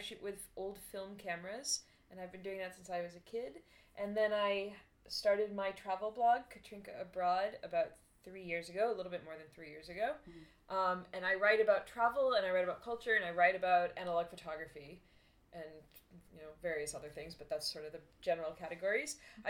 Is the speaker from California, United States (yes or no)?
no; Boston, Massachusetts, United States; I'm from Boston, which maybe you can't pick up from my accent because I do not have a Boston accent.